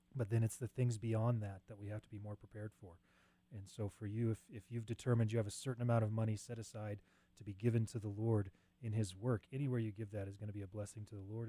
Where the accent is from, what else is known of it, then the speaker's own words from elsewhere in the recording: Cheyenne, Wyoming, United States; Grew up in Cheyenne, went away to mm. college, came back.